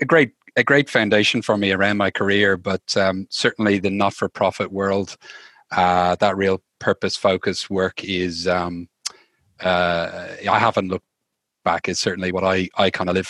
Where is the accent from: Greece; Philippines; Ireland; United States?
Ireland; Dublin, Leinster; moved away as an adult; now in Australia; I'm from Dublin, Ireland originally. I've been in Australia for the last 13, nearly 14 years now